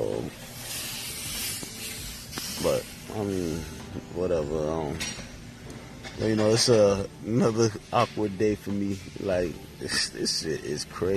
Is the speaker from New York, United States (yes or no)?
yes; New York, United States; also born or lived in Haiti (ancestry); now in North Miami, United States; I'm originally from New York.